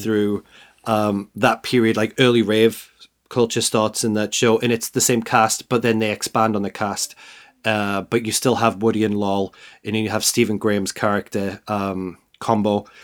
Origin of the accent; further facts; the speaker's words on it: the north of England, United Kingdom; as somebody who grew up in the north of England